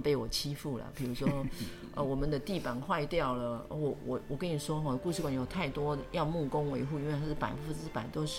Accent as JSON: {"language": "Chinese", "town": "Dongshi", "region": "Yunlin County", "country": "Taiwan", "tie": "born or raised there", "said": "然后那一趟我还。记得是要去我的故乡"}